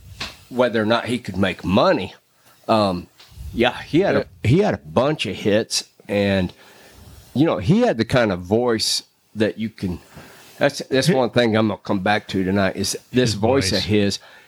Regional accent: Texas, United States; JM and I are of the age, and we're from Texas

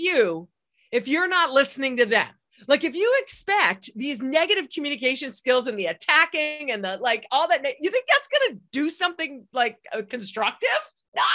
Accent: Egypt; moved away; I grew up on Egyptian street food

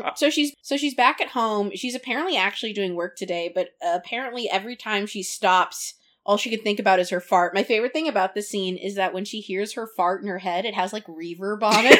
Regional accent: California, United States; I come from California

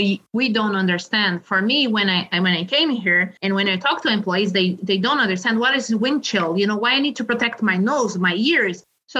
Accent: Brazil; moved away as an adult; also born or lived in Spain; now in South Dakota, United States; I'm originally from Brazil. I have been studying for 12 years in Spain before coming here to South Dakota

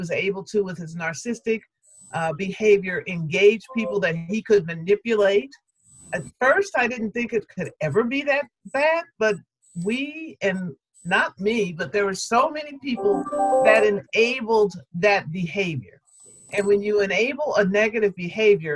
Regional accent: United States; as an American and as a Black American woman

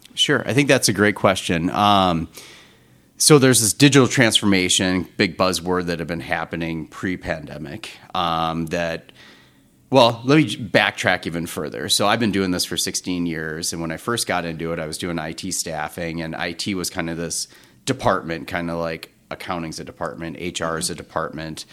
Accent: North Dakota, United States; also born or lived in Twin Cities, Minnesota; now in Minneapolis, United States; I'm from North Dakota originally

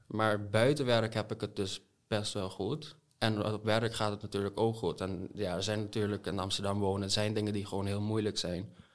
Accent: Curaçao; accent: buitenlands accent; also born or lived in United States; now in Netherlands; Hoe ik kom uit Curaçao. Oké. Ja, ook een paar in de States geweest, dus ik gebruik nog altijd veel te veel Engelse woorden tussen Nederlands.

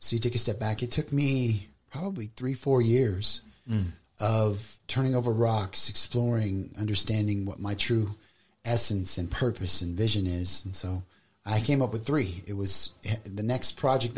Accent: Las Vegas, Nevada, United States; I grew up in Vegas. So, my whole family moved to Vegas when I was about 10

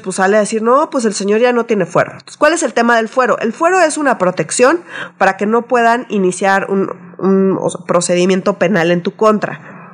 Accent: Mexico City, Mexico; nosotros somos chilangos

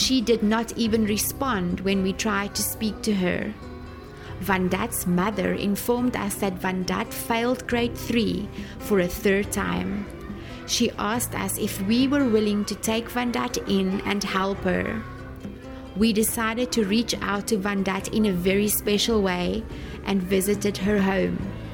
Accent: South Africa; moved away as an adult; now in Sen Monorom, Cambodia; I am from South Africa, currently serving as a missionary at a school here in Senmonorem, Mondelkiri, Cambodia

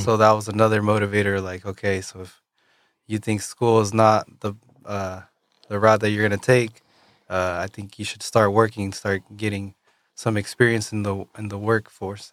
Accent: Yakima, Washington, United States; also born or lived in Kennewick, Washington; up until I was thirteen years old, I lived in Yakima, Washington

